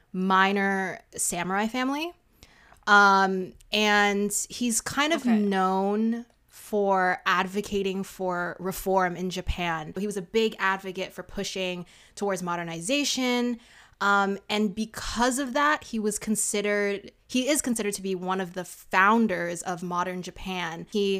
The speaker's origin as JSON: {"language": "English", "country": "Canada", "said": "We're just Canadian."}